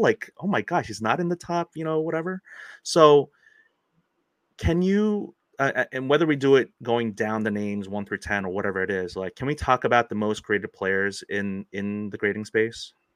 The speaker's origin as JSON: {"language": "English", "country": "United States"}